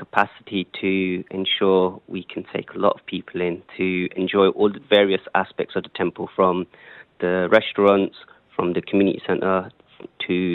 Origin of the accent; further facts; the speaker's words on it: London, United Kingdom; moved away as an adult; now in UAE; I'm from London.